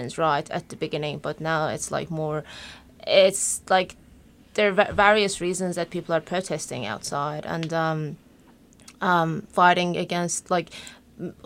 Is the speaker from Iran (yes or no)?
yes; Tabriz, East Azerbaijan, Iran; now in Australia; I am 28, I guess, from Iran, Tabriz. It's located on northwest of Iran.